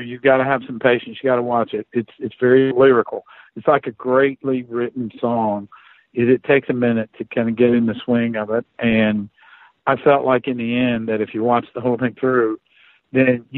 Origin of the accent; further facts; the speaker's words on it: Appalachia, United States; I grew up way up in the mountains.